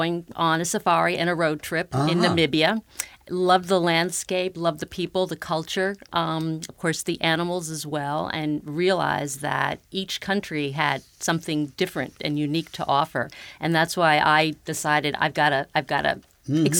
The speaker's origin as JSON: {"language": "English", "country": "United States", "said": "as an American"}